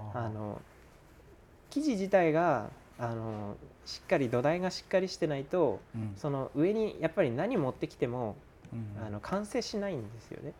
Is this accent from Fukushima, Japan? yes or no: yes; Fukushima, Japan; moved away as an adult; also born or lived in Tokyo / Miyagi; 一回ちょっと地元に帰ろうと思ってそこから福島に一旦帰ったんですよ